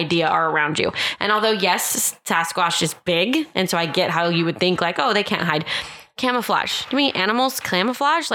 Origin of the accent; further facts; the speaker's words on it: Austin, Texas, United States; I grew up in Austin, Texas